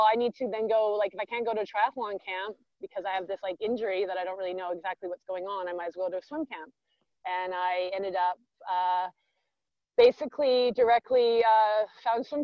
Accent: Vancouver, British Columbia, Canada; I am from Vancouver, where I am right now in Canada. I grew up here.

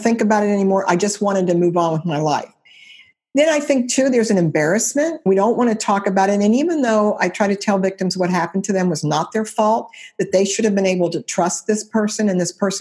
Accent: Cincinnati, Ohio, United States; It's a church in Cincinnati, Ohio. I was 16 at the time.

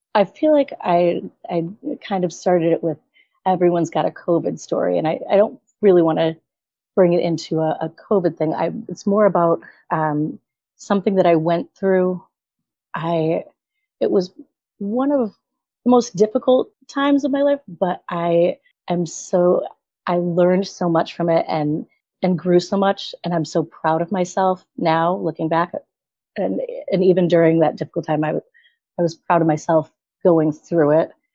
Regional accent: right outside of Hartford, Connecticut, United States; I'm in Connecticut. So I'm right outside of Hartford. Grew up here, been here my whole life

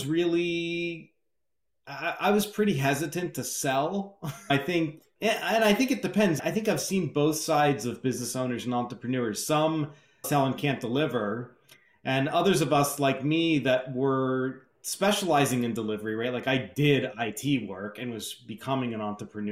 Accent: Scottsdale, Arizona, United States; also born or lived in Milwaukee, Wisconsin; I was born in Milwaukee, Wisconsin, grew up in Scottsdale, Arizona

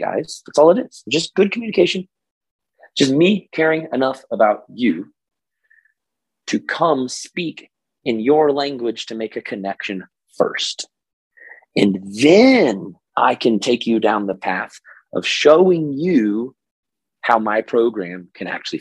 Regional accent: Oklahoma, United States; this is my Oklahoma voice, even though I'm from Oklahoma

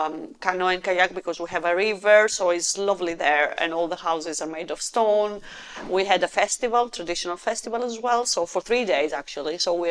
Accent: Greece; born or raised there; moved away as an adult; now in United Kingdom

